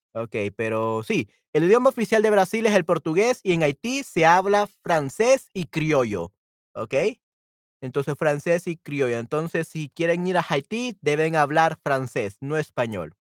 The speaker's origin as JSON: {"language": "Spanish", "country": "El Salvador", "said": "soy de El Salvador"}